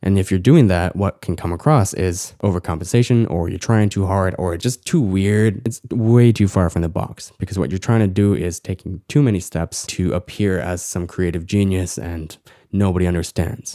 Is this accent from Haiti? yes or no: no; Canada; Growing up as Korean Canadian